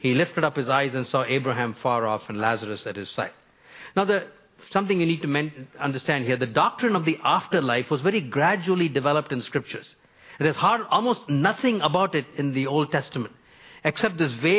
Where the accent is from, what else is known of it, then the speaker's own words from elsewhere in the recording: India; moved away as an adult; also born or lived in North America; I grew up in India for the first 22 years of my life